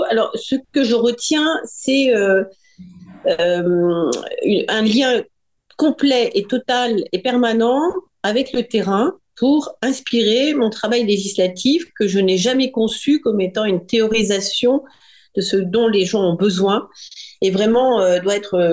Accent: France; je suis une Française de l'étranger, née à l'étranger, j'ai passé ma vie à l'étranger et, et, maintenant que je suis rentrée en France depuis une dizaine d'années

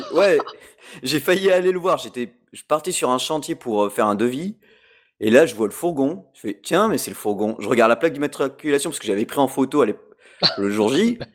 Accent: France; chez nous en France

